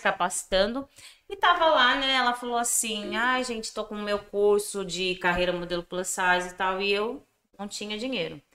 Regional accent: Piedade?, interior of São Paulo, Brazil; also born or lived in Sorocaba; sou natural de Biúna, interior aqui de São Paulo. Dá uns 60 quilômetros de Sorocaba.

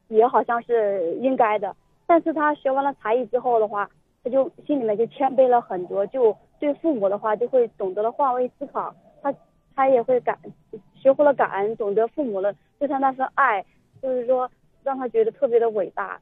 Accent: China; 我们作为一个中国人，呃，土生土长的

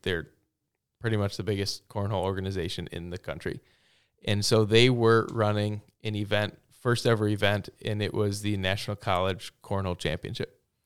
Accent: Plover, Wisconsin, United States; also born or lived in Stevens Point, Wisconsin; now in Waupaca, United States; I'm from Stevens Point

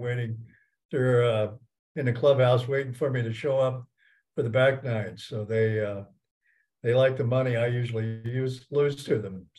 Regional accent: Greencastle, Indiana, United States; And then I'm from Greencastle, not Greensburg

